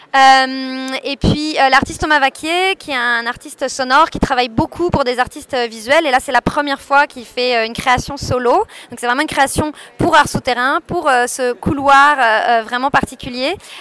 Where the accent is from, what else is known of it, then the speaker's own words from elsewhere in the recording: Paris, Île-de-France, France; moved away as an adult; also born or lived in Montreal; now in Brussels, Belgium; moi je viens de Paris